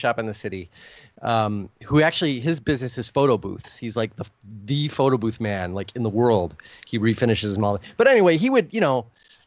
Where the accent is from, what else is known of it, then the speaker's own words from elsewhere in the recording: United States; I'm an American